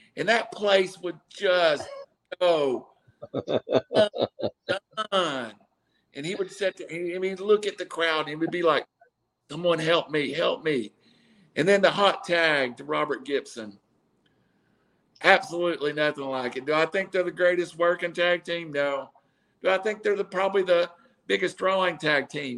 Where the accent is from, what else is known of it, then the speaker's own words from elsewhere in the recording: Chattanooga, Tennessee, United States; I was from Chattanooga